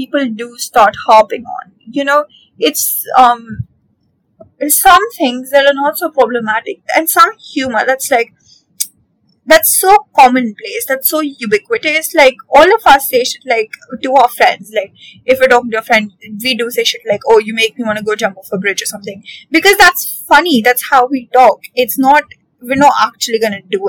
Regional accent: India; especially as an Indian

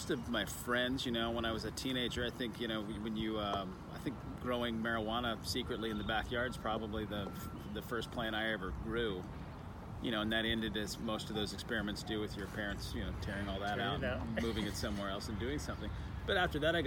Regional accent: Austin, Texas, United States; It's my hometown

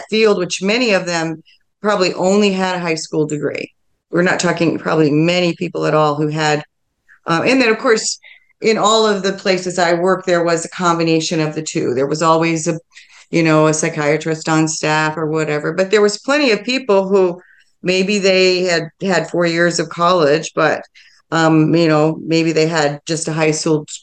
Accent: Milford, Michigan, United States; I grew up in Milford, Michigan

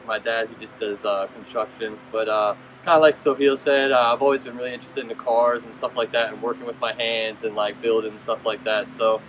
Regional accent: Warrenton, Virginia, United States; I'm from Virginia. I've been here my whole life. I'm from Warrenton, a little bit south of here.

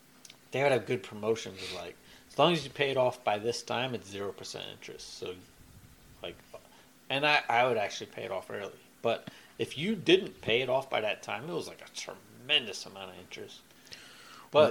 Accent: Greenbelt, Maryland, United States; moved away; also born or lived in Columbia, Maryland; where I grew up in Spring Hill Lake, Greenville

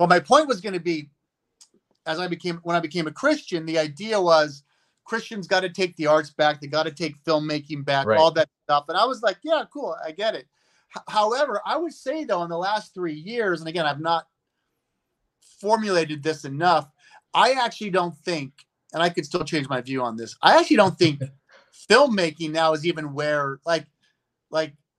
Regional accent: United States; I'm an American growing up in America

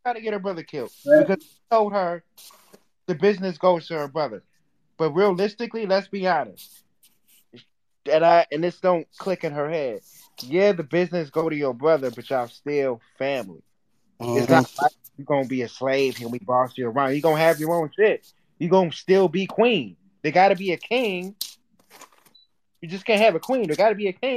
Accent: Minnesota, United States; I'm from Minnesota

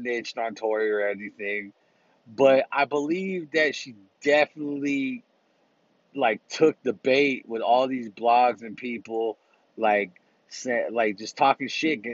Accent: Bay Area, California, United States; from the Bay Area. My hometown. Well, not specifically, just my area, the Bay Area

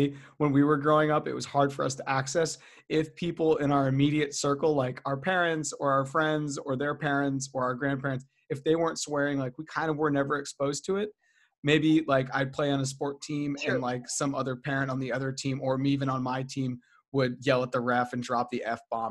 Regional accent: United States; also born or lived in Guatemala; where we're from, when I say where we're from, like the United States

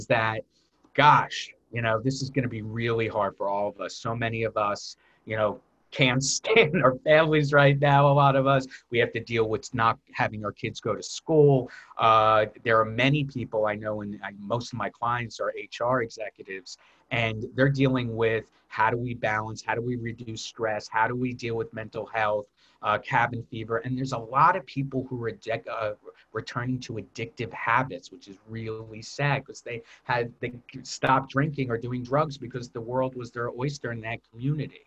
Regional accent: United States; I'm American

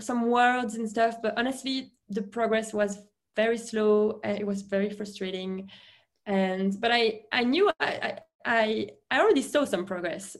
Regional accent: Belgium; first language French; English is a second language; moved away; I felt stuck in Belgium. I couldn't speak English. I could only speak French, and I could speak a little bit of Dutch because in Belgium we are supposed to speak both languages.

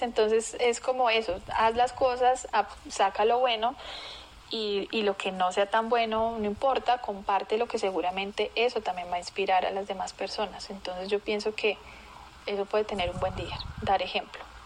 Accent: Colombia; also born or lived in Brazil; aquí en Colombia

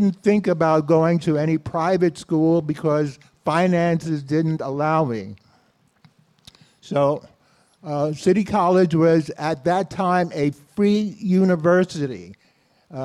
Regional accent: New York City, New York, United States; I was born in Brooklyn, spent most of my life in New York City, and was raised in a small community called Bedford-Stuyvesant.

